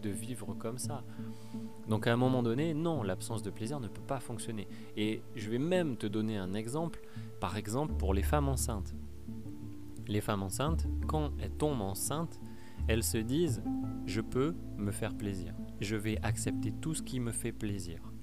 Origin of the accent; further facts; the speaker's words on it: Pau, Nouvelle-Aquitaine, France; Moi, je viens du sud-ouest, je viens de Pau